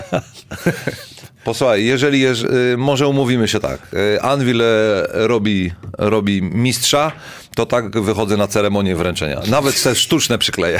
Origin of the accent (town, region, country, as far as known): Szczecin, West Pomeranian Voivodeship, Poland